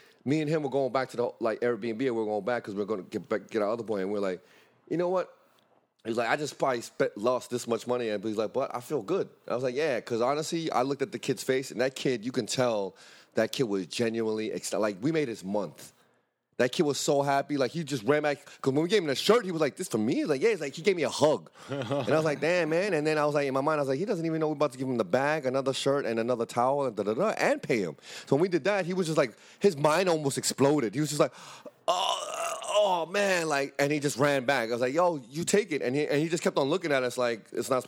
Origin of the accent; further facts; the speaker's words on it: New York City, New York, United States; we're from Brooklyn, Harlem, Bronx, but we're not from the favelas of Rio